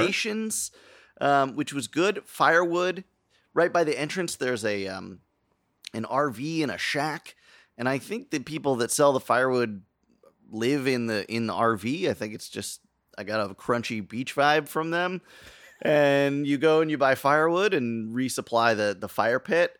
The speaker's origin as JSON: {"language": "English", "country": "United States", "said": "as an American"}